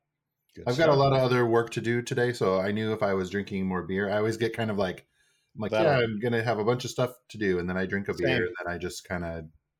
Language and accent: English; Midwest, United States; I'm from the Midwest